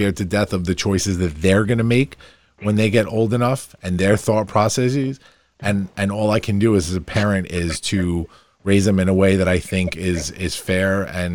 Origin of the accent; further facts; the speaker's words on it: Farmingdale, New York, United States; coming back to my hometown that embraced me to start my business here, to raise my family here